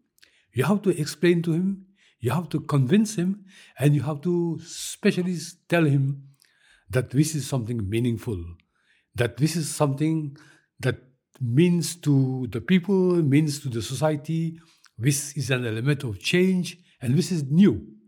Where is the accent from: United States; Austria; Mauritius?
Mauritius; As you know, I am from Mauritius.